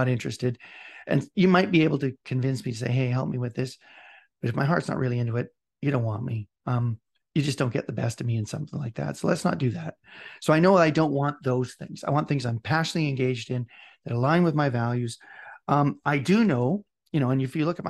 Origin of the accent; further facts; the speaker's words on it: Scotland, United Kingdom; I'm Scottish.